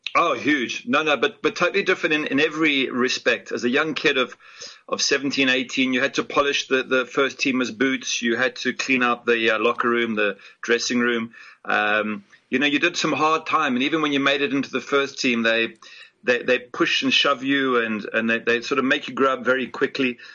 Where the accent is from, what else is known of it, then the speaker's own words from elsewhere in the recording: Johannesburg, Gauteng, South Africa; moved away as an adult; also born or lived in Ipswich, England / Cape Town, South Africa; now in Florida, United States; I, am basically South African in the sense that um, I grew up there and I see myself as South African